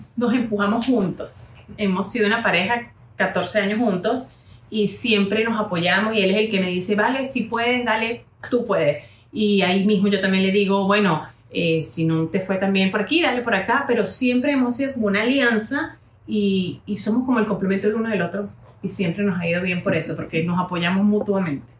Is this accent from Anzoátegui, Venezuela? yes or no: no; San Cristóbal, Táchira, Venezuela; yo estaba en ese momento en San Cristóbal, Táchira, Venezuela, de donde soy